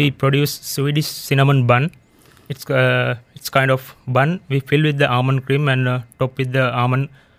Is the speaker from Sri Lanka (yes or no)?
yes; Sri Lanka; I'm from Sri Lanka.